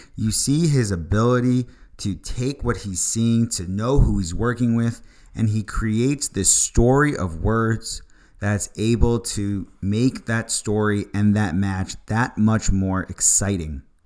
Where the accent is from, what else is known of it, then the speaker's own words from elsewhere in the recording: Long Island, New York, United States; I'm a kid from Long Island